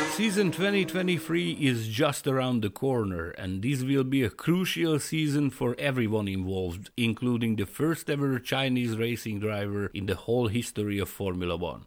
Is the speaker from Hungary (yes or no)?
yes; Hungary; I'm from Hungary